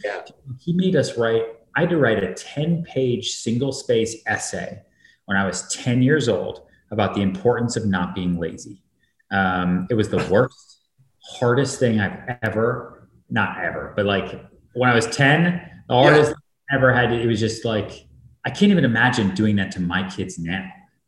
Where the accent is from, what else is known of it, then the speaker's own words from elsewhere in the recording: Boston, Massachusetts, United States; also born or lived in Texas; I was born in Texas, but yeah. I grew up in Massachusetts, outside Boston.